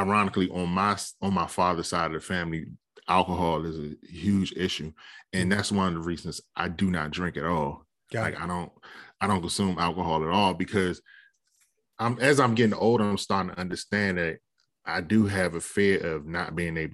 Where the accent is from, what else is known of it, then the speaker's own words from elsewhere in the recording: Capitol Heights, Maryland, United States; me and you, we grew up in Capitol Heights